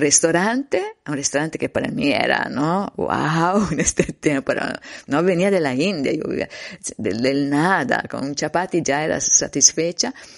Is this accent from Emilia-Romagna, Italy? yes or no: no; Livorno, Tuscany, Italy; Spanish is a second language; era un'autostrada di Livorno, dove stava giù, mi, mi ciudad natal